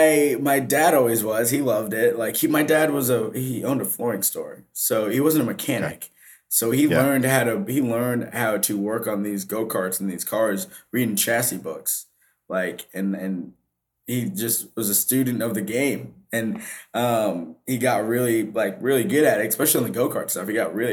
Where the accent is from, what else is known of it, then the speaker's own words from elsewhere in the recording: Vermont, United States; like I'm from Vermont, right? So like the black population is very low. Like I had to go 45 minutes to see another black person.